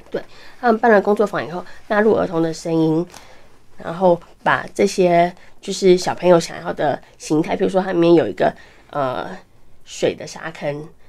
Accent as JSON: {"language": "Chinese", "town": "Keelung", "country": "Taiwan", "said": "因为我来自基隆"}